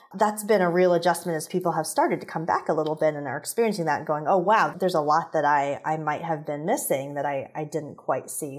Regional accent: Indianapolis, Indiana, United States; I grew up in Indianapolis, where Eli Lilly is based

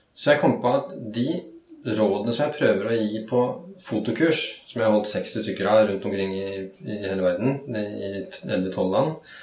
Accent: Norway; jeg vokste opp på, på Rykken, som den gangen var et ganske kaotisk

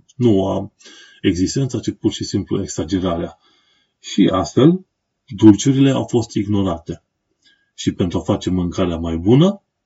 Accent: Romania; moved away as an adult; now in London, United Kingdom; eu sunt un român în Londra, am venit din România, o țară străină, m-am stabilit aici pentru un timp

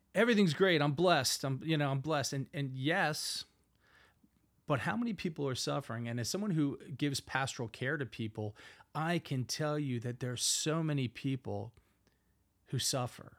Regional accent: Philadelphia, Pennsylvania, United States; accent: Northeast; I have a, a Northeast accent, born and raised in Philadelphia, Pennsylvania

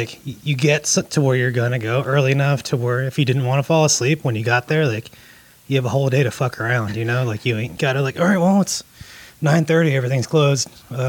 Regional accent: Jacksonville, Florida, United States; Jacksonville, Florida.

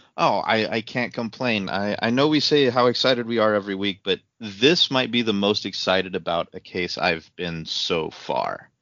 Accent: Casper, Wyoming, United States; I was a Mustang from Natrona County.

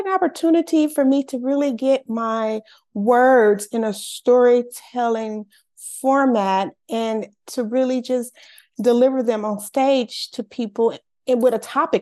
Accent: Los Angeles, California, United States; I'm born and raised in Los Angeles, California

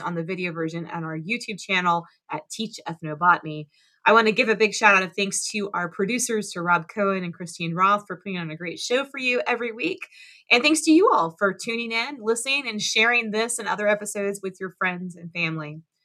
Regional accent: South Florida, United States; I'm from South Florida.

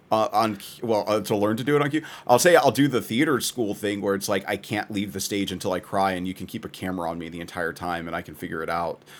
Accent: Texas, United States; as a Texan

